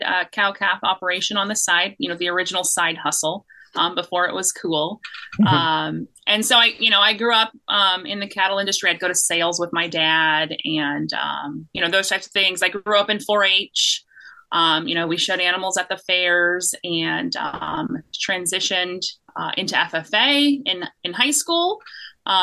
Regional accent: Los Banos, California, United States; also born or lived in Davis, California; I was born and raised in Los Banos, California, which is just in Merced County.

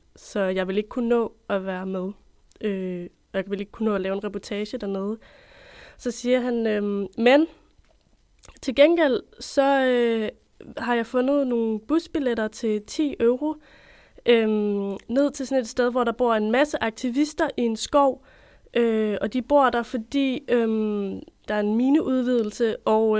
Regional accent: Copenhagen, Capital Region of Denmark, Denmark; moved away as an adult; now in Odense, Denmark; Jeg er født og opvokset i København

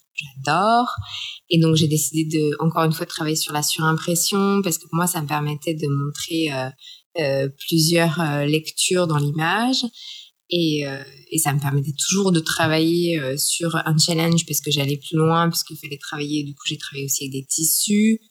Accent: France; moved away as an adult; now in Shanghai, China; Je suis française. Je suis euh, une photographe qui a passé toute sa vie euh, en France et qui, a 40 ans, à débarquer à Shanghai

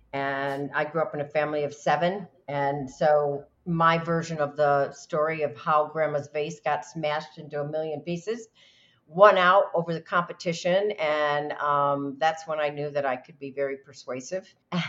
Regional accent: New York, United States; I knew if I could sell as a New Yorker, if I could sell my services as a broker to cattle ranchers, that I was good.

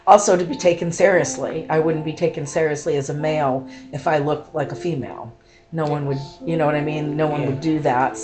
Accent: Maine, United States; also born or lived in Kentucky; I was born in Kentucky, but I've lived in Maine most of my life. Moved to Maine at a young age, probably 5 or 6

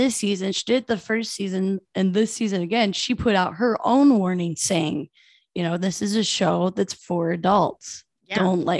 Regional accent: Iowa, United States; moved away; I'm from Iowa during like the meth epidemic.

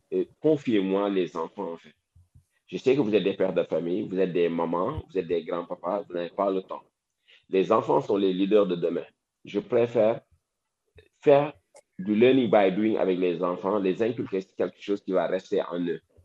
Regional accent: Dakar, Senegal; Moi, là où j'ai grandi, sérieusement, à Wakam

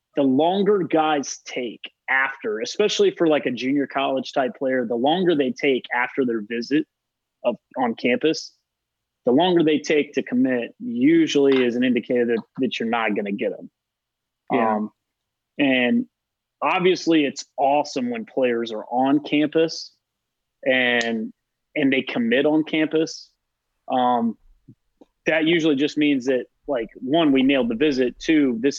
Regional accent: Charlotte, North Carolina, United States; moved away as an adult; back in my hometown recruiting, you know, for a Division I school in Charlotte, in my hometown

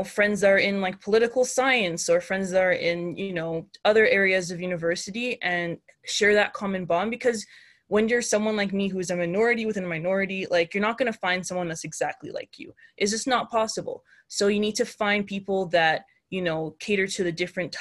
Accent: Canada; being a Nigerian Canadian woman

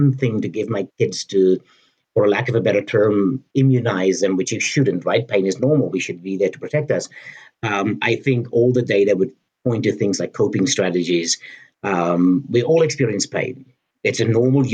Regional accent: United States; I'm an American

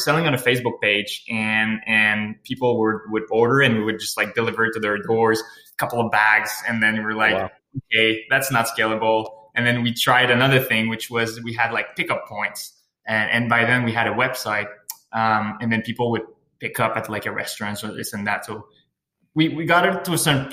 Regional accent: Sherbrooke, Quebec, Canada; moved away; also born or lived in Montreal; I'm originally from Sherbrooke. Lived in Montreal for 4 years.

